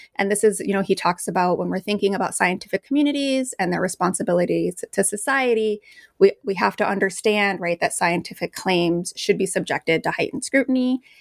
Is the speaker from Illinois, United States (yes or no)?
yes; Chicago, Illinois, United States; I grew up in the Post neighborhood of Chicago. I'm from Mexican Chicago